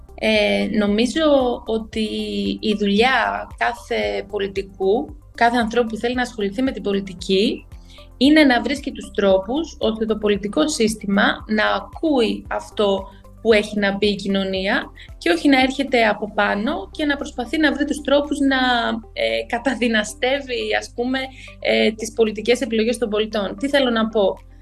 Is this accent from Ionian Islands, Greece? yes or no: no; Alexandreia, Central Macedonia, Greece; also born or lived in Thessaloniki; Γεννήθηκα και μεγάλωσα στην Άουσα και τώρα πάλι πλέον ζω στην Άουσα.